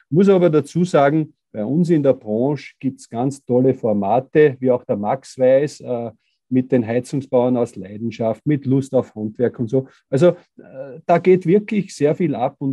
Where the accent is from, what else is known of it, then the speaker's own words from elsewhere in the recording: Styria, Austria; weil bei uns in der Steiermark, wir sind Tourismusregion und da haben meistens Tourismusbetriebe die Nase vorn gehabt.